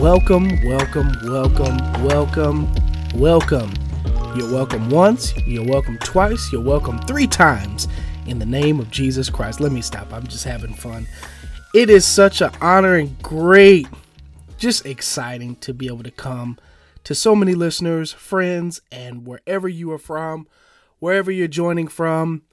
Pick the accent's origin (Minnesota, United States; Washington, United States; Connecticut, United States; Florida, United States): Minnesota, United States; St. Paul; I was born and raised in St. Paul, Minnesota, which is the capital of Minnesota